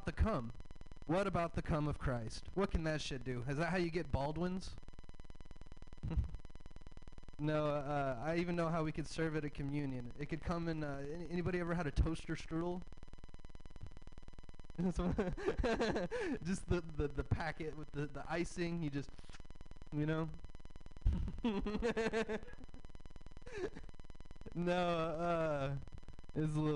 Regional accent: the South, United States; I'm from the South. I have a Southern dad

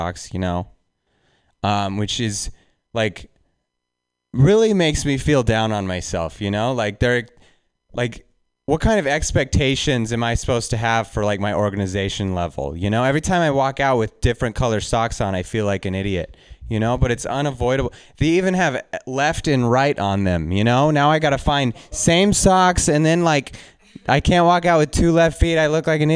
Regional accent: Reno, Nevada, United States; I'm from Reno

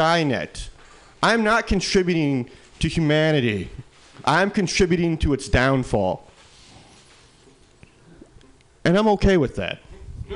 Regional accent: Midwest, United States; now in San Francisco Bay Area, United States; I'm come from the Midwest

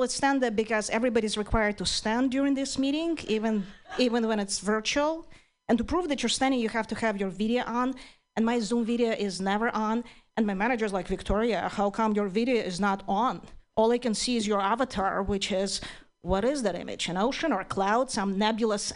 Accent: Ukraine; English is a second language; moved away as an adult; now in United States; I'm originally from Ukraine

